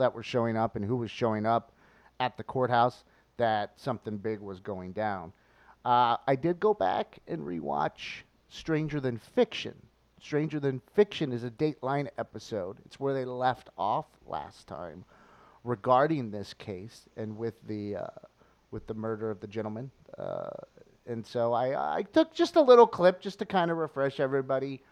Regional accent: O'Fallon, Missouri, United States; O'Fallon, Missouri, my hometown

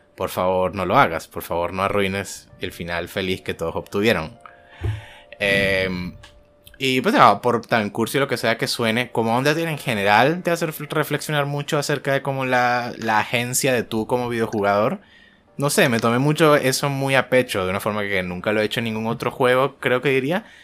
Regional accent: Venezuela; moved away as an adult; now in Colombia; el año que me fui de Venezuela.

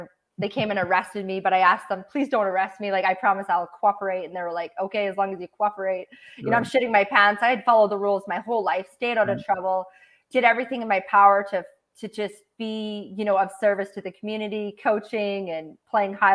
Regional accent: Canada; I grew up on like in Canadian poverty standards on welfare and then paycheck to paycheck

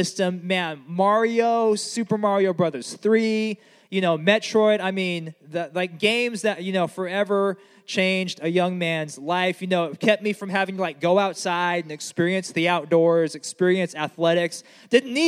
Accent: United States; growing up in America

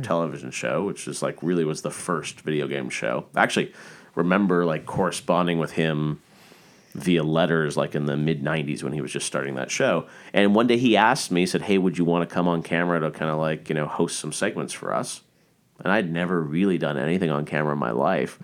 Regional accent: Toronto, Ontario, Canada; I started as a kid growing up in Canada.

